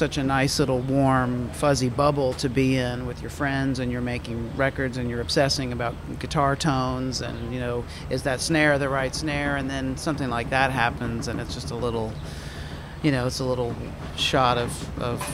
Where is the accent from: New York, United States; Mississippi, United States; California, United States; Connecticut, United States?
Mississippi, United States; moved away; also born or lived in New Orleans; I'm from Mississippi